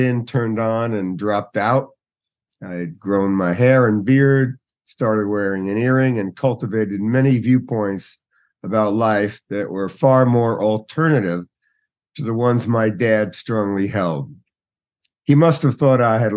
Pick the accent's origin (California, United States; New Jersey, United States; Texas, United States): New Jersey, United States; Newark; I grew up in Newark, New Jersey